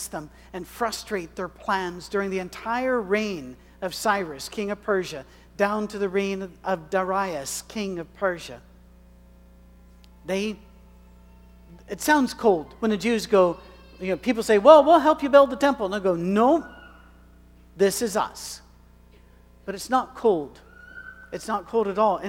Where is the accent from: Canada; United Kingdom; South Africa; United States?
United Kingdom; Scotland; I am a male. I am white. I am Scottish. I am old.